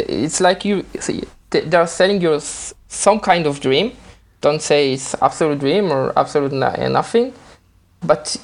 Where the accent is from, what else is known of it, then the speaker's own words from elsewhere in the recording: Israel; I'm not from America, I'm from Israel.